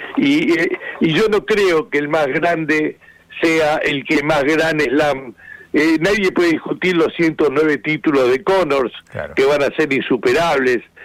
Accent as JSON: {"language": "Spanish", "country": "Argentina", "said": "yo soy el único argentino que, que, que vivió todas las finales"}